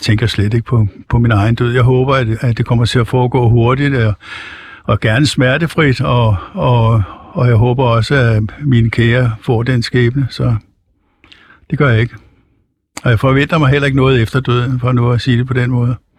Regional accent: Copenhagen, Capital Region of Denmark, Denmark; now in Helsingør, Denmark; jeg er født i København

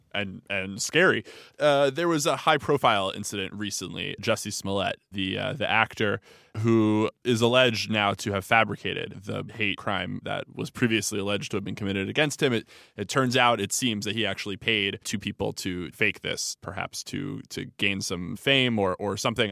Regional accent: United States; I'm an American Jew

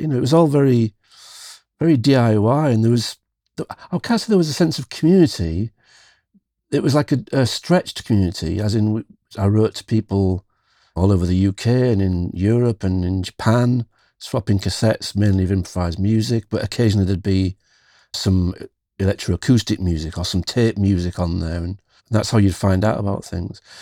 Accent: near Hull, Yorkshire and the Humber, United Kingdom; In East Yorkshire, where I still live in the U K.

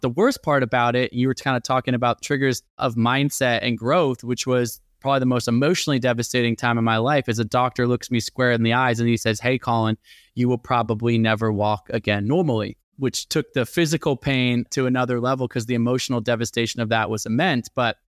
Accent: Portland, Oregon, United States; also born or lived in Olympia; I was born in Olympia, but moved to Portland, Oregon. And that's really where I grew up.

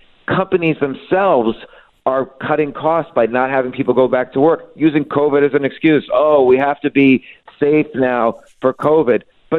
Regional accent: New York, United States; I wish the best for New York. I'm a New Yorker. My kids are New Yorkers. I live there all my life

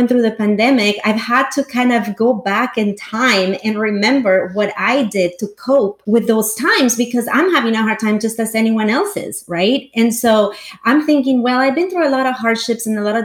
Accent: El Salvador; English is a second language; also born or lived in Los Angeles / New York; now in Silicon Valley, United States; I was born and raised in El Salvador

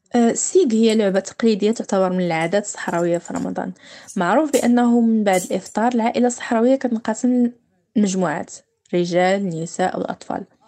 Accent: Dakhla, Dakhla-Oued Ed-Dahab, Morocco; في المدينة ديالنا اللي هي مدينة الداخلة

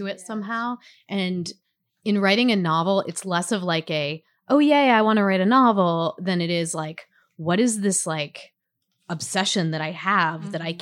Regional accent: Alabama, United States; when I grew up in Alabama

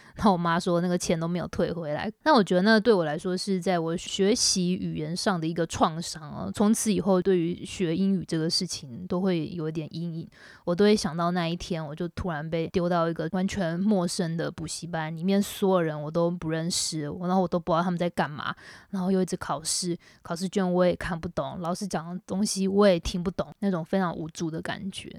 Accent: Taiwan; moved away as an adult; now in Shanghai, China; 我是台湾人

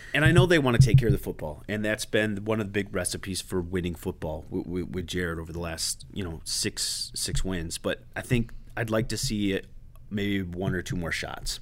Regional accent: New York, United States; moved away; growing up in New York

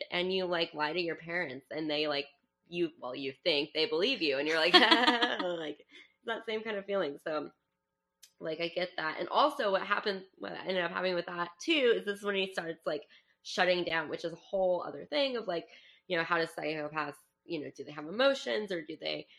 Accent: New Mexico, United States; I'm from New Mexico.

